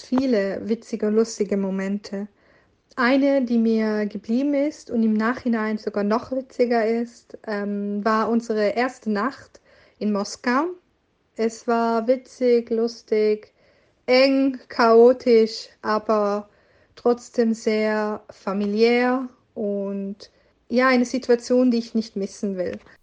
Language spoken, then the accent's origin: German; Switzerland; ich komme aus der Schweiz